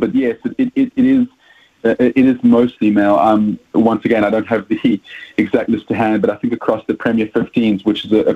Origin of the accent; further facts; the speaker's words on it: South Africa; accent: South African; As you can hear from my accent, I'm South African